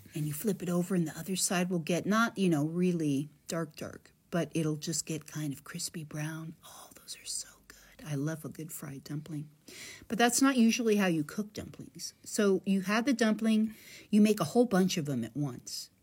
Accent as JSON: {"language": "English", "country": "United States", "said": "I am an American from the United States"}